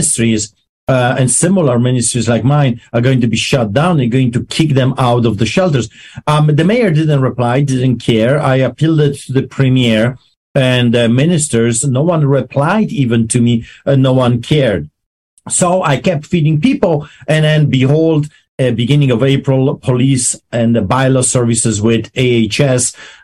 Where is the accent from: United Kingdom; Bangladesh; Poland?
Poland; English is a second language; also born or lived in Greece / Canada; now in Calgary, Canada; I am a Polish immigrant. I grew up behind the Iron Curtain in Poland under the boots of the Soviets.